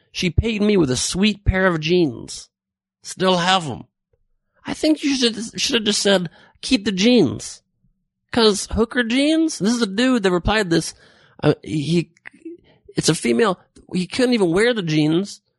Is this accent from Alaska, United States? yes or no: no; Los Angeles, California, United States; born or raised there